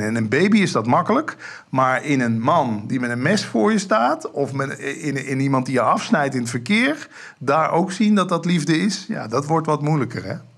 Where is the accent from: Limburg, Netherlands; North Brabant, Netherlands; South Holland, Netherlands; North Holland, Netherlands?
Limburg, Netherlands; Ik kom uit Limburg